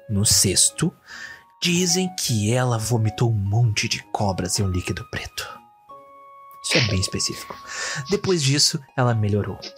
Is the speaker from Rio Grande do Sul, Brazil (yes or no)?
yes; Vacaria, Rio Grande do Sul, Brazil; sou de Vacaria. A cidade que, segundo o integrante, faz 12 graus no verão.